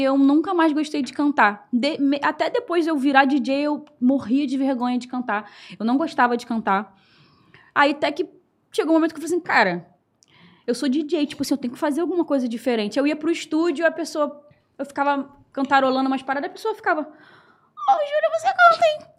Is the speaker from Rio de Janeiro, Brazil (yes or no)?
yes; Rio de Janeiro, Brazil; sou lá da Ilha do Governador, tenho 28 anos